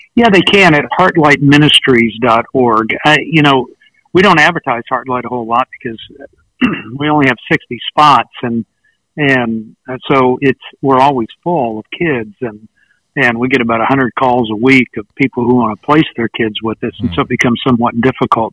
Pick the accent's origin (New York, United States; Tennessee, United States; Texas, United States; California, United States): Texas, United States; West; now in East Texas, United States; I live in East Texas, and I was born in West Texas